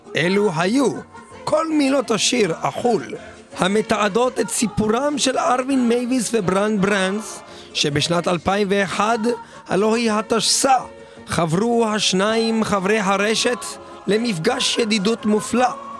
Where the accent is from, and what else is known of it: Jerusalem, Jerusalem District, Israel